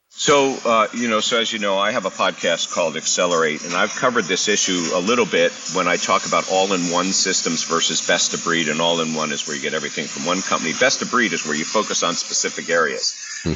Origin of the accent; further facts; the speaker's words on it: Philadelphia, Pennsylvania, United States; I'm from Philadelphia